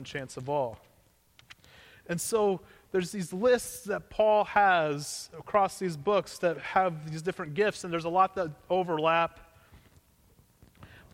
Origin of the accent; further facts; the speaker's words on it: Missouri, United States; Growing up in Missouri, we didn't have extended family that lived around us.